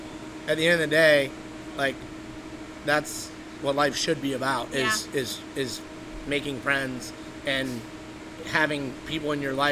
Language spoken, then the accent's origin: English; Buffalo, New York, United States; born there; I was born in Buffalo. So I'm a buffalo wing connoisseur.